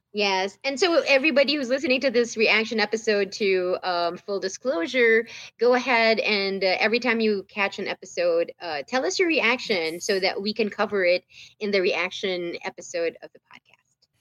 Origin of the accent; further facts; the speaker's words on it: Manila, Metro Manila, Philippines; moved away as an adult; now in United States; i lived the whole t- my whole life in the philippines